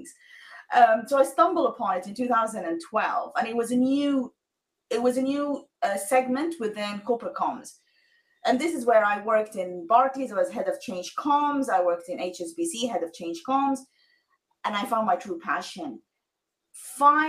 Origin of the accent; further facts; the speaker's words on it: Sudan; moved away; I am originally from Sudan